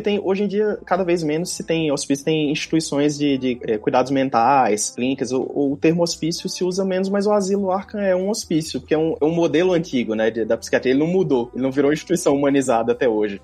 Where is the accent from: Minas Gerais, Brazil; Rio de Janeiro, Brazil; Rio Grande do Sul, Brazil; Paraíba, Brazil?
Paraíba, Brazil; João Pessoa; moved away as an adult; now in Brasília, Brazil; sou natural de João Pessoa